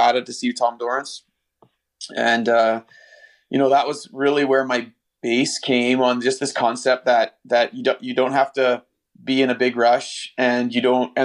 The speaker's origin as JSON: {"language": "English", "region": "Northern Ontario", "country": "Canada", "tie": "born or raised there", "said": "Northern Ontario, we're way up in the middle of nowhere. My dad was a logger, and we lived just in a tiny little house"}